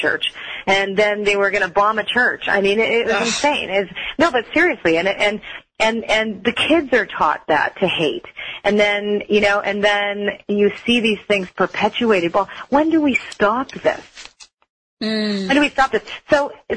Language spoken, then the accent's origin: English; Toronto, Ontario, Canada; I was raised in Toronto